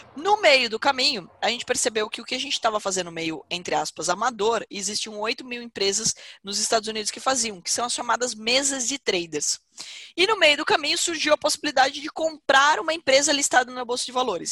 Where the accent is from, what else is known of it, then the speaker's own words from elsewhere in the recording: Porto Feliz, São Paulo, Brazil; eu não sou natural de Campinas, eu sou natural de Porto Feliz